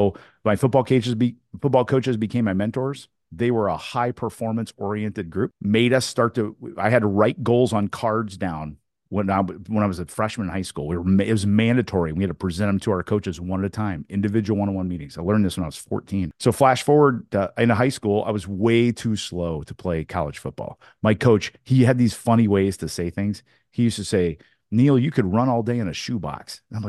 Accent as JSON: {"language": "English", "town": "Newburgh", "region": "Indiana", "country": "United States", "tie": "born or raised there", "said": "And we moved from Indianapolis, Indiana to my hometown, my small hometown in Southern Indiana called Newburgh, Indiana, on the river, Ohio River, on the border of Kentucky and Indiana."}